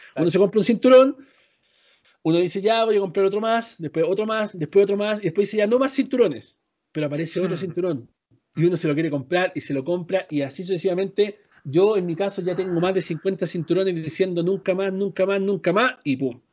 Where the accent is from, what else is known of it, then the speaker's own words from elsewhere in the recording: Chile; moved away; soy chileno